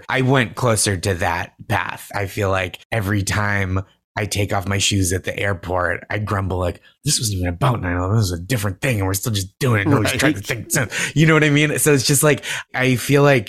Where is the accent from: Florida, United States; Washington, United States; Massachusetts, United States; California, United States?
Massachusetts, United States; I grew up in Massachusetts.